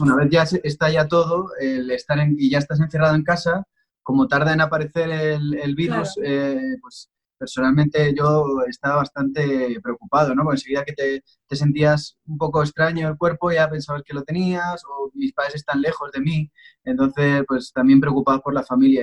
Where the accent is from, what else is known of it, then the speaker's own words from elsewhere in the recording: Pinto, Community of Madrid, Spain; yo soy de, Pinto, de una localidad que está en Madrid, en, el centro de España.